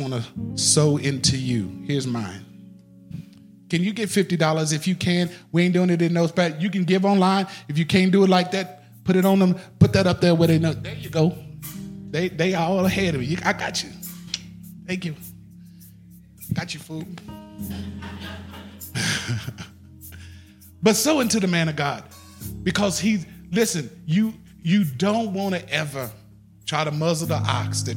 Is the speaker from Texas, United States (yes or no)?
yes; Austin, Texas, United States; I'm from the South. I'm from Austin, Texas